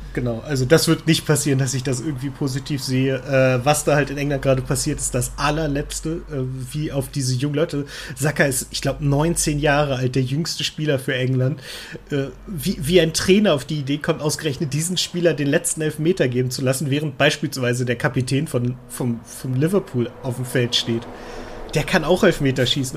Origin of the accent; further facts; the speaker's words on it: Germany; als Deutscher